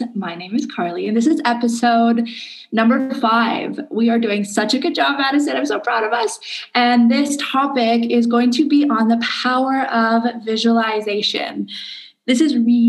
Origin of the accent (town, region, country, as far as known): Canada; now in Indonesia